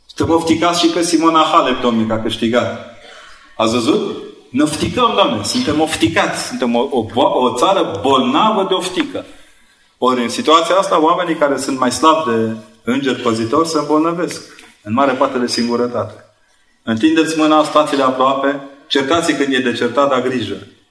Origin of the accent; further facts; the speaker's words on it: Brașov, Brașov County, Romania; Eu am făcut o școală la Brașov, școala de, uh, generală 22